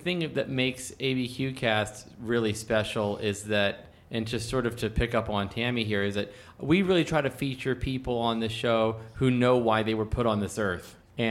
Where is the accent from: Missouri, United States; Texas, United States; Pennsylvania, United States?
Pennsylvania, United States; now in Albuquerque, United States; coming from a state, you know, I was born in Pennsylvania, where you have to buy your wine from a state store.